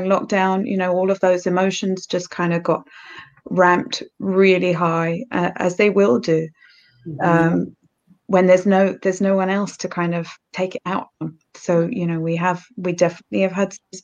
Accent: United Kingdom; accent: British; also born or lived in Norfolk, East of England; As you can tell by my accent, I'm British. So I live in Norfolk in the east of England.

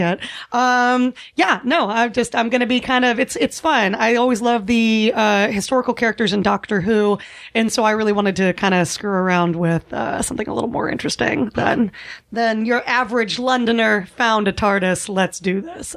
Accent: the South, United States; moved away; I'm originally from the South

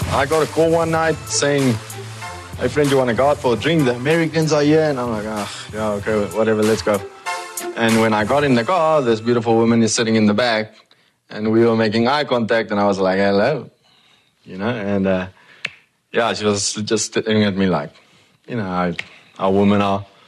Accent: Randfontein, Gauteng, South Africa; my hometown, Randfontein

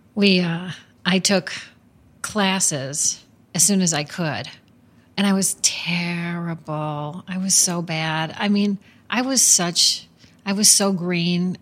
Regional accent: Chicago, Illinois, United States; growing up in Chicago

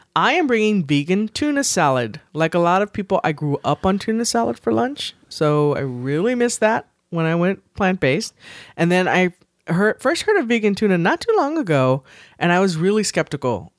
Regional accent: the South, United States; growing up in the South

